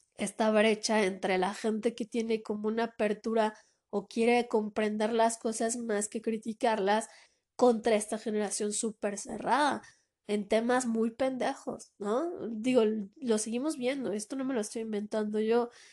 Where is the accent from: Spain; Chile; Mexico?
Mexico; de aquí en mi país